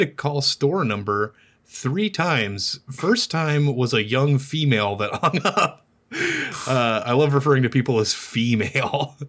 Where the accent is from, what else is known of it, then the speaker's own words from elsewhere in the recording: Omaha, Nebraska, United States; moved away as an adult; now in Lincoln, United States; I live in Lincoln now, but I'm from Omaha.